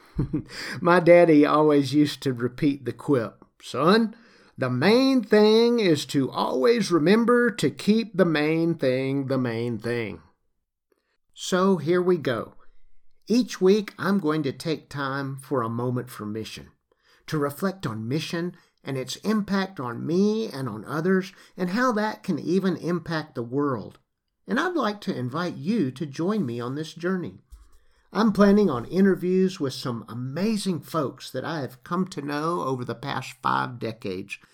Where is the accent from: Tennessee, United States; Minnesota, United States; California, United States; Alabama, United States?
Alabama, United States; Lower; accent: Southern; moved away; also born or lived in Great Rift Valley, East Africa; I grew up in the United States in L A. Now, y'all, that's Lower Alabama.